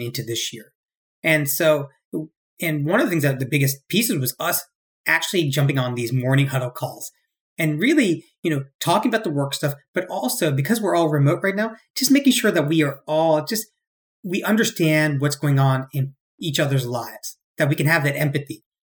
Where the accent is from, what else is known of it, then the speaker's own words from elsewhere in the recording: Cary, North Carolina, United States; moved away as an adult; also born or lived in Virginia / Bangalore, India / New York; I'm born and raised in Cary, North Carolina